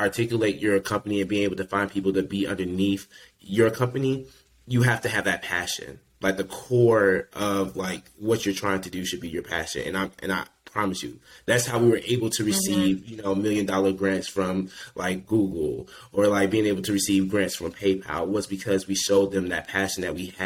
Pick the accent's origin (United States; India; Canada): United States; Chicago, Illinois; I grew up on the South Side of Chicago.